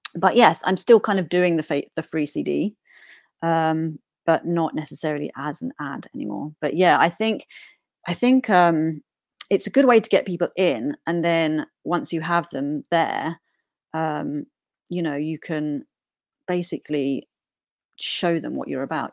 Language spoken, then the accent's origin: English; Newport, East of England, United Kingdom; also born or lived in outskirts of east London; now in London, United Kingdom; I grew up in a little village, um, called Newport, Essex